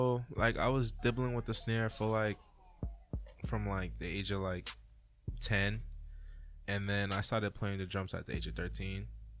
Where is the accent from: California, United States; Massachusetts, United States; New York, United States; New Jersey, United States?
Massachusetts, United States; Boston; also born or lived in Dominica; I moved here when I was 7. And then I started living in Boston, Mattapan.